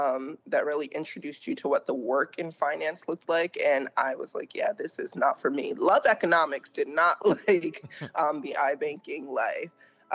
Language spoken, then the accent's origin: English; Rhode Island, United States; moved away as an adult; also born or lived in Massachusetts / Connecticut; now in Atlanta, United States; I am originally from Rhode Island, a proud Rhode Islander coming from the smallest state. I've spent most of my time working and living up in the Northeast in either Rhode Island, Massachusetts, or Connecticut. I've recently relocated to Atlanta, Georgia.